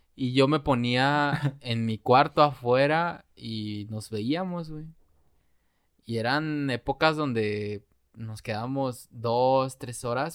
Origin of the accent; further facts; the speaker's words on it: Mexico; como buenos mexicanos